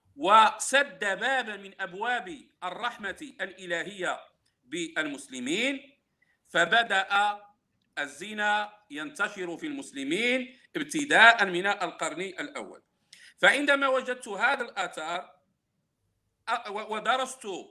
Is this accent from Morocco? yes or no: yes; Morocco; انا بالمناسبه انتمي الى المغرب